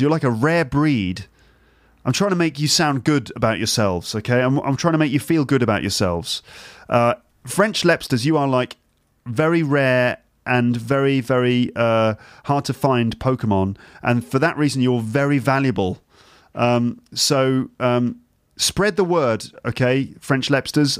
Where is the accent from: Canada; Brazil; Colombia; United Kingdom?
United Kingdom; England; moved away as an adult; now in Paris, France; we're English